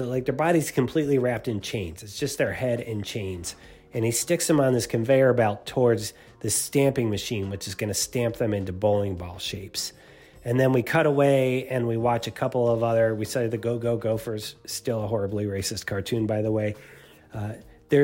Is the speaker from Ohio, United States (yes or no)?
yes; Cleveland, Ohio, United States; Cleveland, Ohio, my hometown